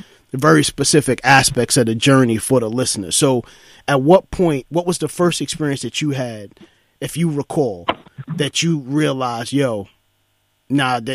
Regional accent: New York City, New York, United States; I grew up in East New York, Brooklyn.

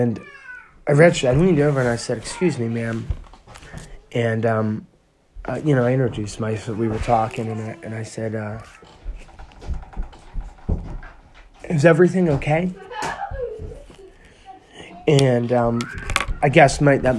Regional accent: Pennsylvania, United States; I'm from, you know, Pennsylvania

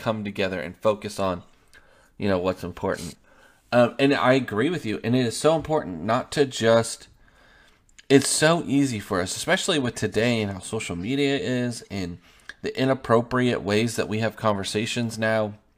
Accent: Oregon, United States; moved away as an adult; also born or lived in Kansas; now in Longview, Texas, United States; I'm from Oregon, and then we lived in Kansas the last seven years.

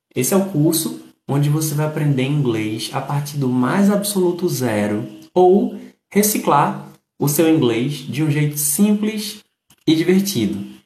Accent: Recife, Pernambuco, Brazil; Saudações recifenses. Kiko, tu és meu conterrâneo

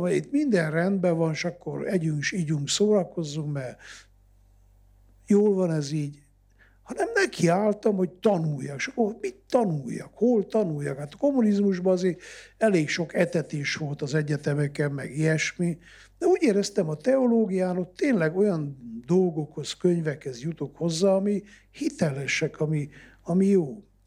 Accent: Transylvania, Romania; ez az én szülőföldem, ezt adta ajándékba Isten

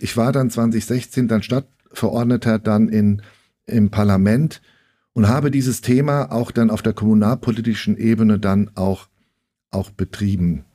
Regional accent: Frankfurt, Hesse, Germany; ich bin 1966 in ähm, Frankfurt geboren. Naja, ich bin also jetzt 57 Jahre alt und viele nennen mich ähm, und auch ich mich selbst als Frankfurter Bub.

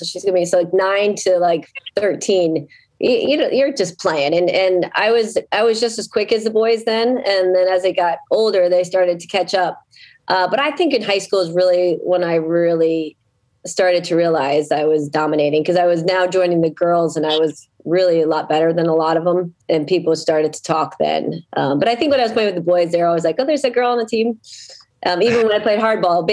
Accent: Wilton, Connecticut, United States; moved away as an adult; also born or lived in North Carolina; now in Medfield, United States; I grew up in Connecticut, where I went through all the school systems in Wilton, Connecticut

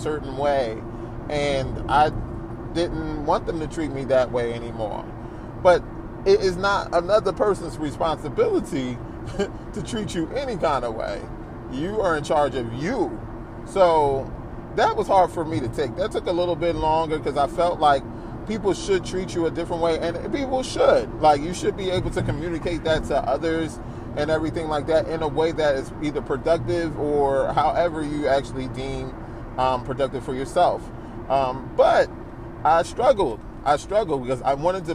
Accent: New Jersey, United States; also born or lived in Philadelphia; we moved over to South Jersey to a wonderful church where most of my rearing of church was in, and that is most of my upbringing

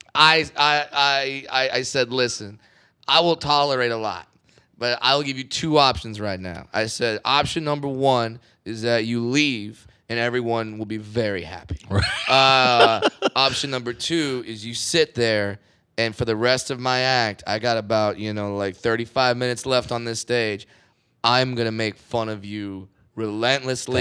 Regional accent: Southern California, United States; I'm from Southern California, where if you don't speak Spanish, you starve

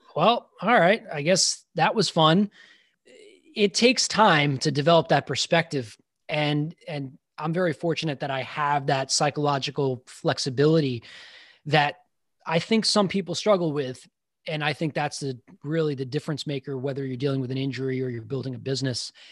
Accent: Long Island, New York, United States; I grew up in Long Island

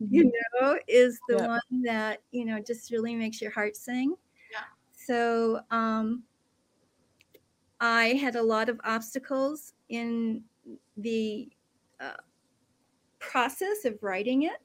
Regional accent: Midwest, United States; moved away as an adult; now in Pacific Northwest, United States; I grew up in the Midwest

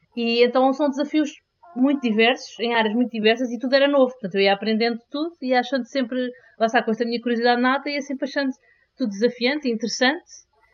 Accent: Lisbon, Portugal; also born or lived in Singapore / Belgium; nasci cresci em Lisboa e estou em Lisboa

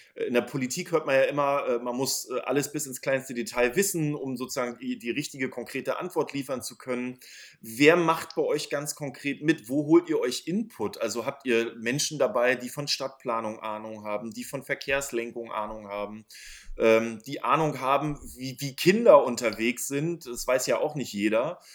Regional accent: Schwerin, Mecklenburg-Vorpommern, Germany; now in Berlin, Germany; Ich komme aus Schwerin.

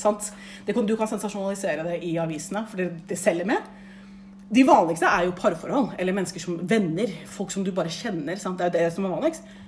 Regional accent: Oslo, Norway; født og oppvokst i Oslo, vokst opp på liksom, den mest multikulturelle

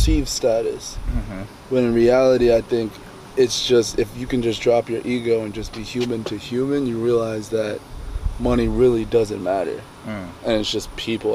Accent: New Jersey, United States; we're in South Jersey, my hometown

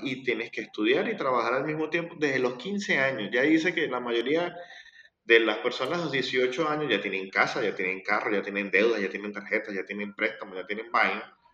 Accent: La Guaira, Venezuela; now in Argentina; Yo soy de La Guaira. Es lo que no sepan que es La Guaira, es una zona costera de Venezuela.

